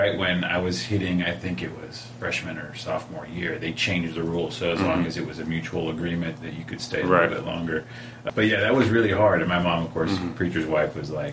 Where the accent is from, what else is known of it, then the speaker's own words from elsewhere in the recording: Southwest Texas Conference, United States; I grew up in the Southwest Texas Conference, which doesn't exist anymore